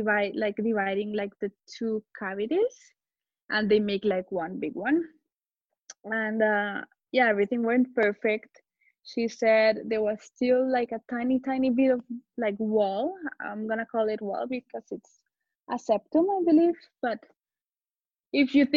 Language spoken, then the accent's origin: English; Colombia; also born or lived in Barcelona, Spain; now in Madrid, Spain; I'm from Colombia, but I live in Madrid.